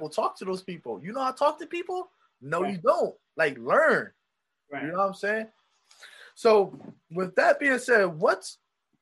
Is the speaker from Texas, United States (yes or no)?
no; Philadelphia, Pennsylvania, United States; moved away as an adult; also born or lived in Poconos; when I moved away from Philadelphia, I moved to the Poconos.